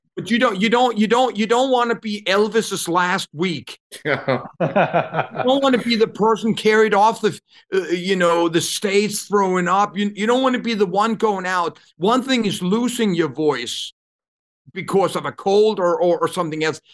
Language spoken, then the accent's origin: English; Copenhagen, Capital Region of Denmark, Denmark; moved away as an adult; I come from Copenhagen, grew up in I don't even know if you can call it an apartment.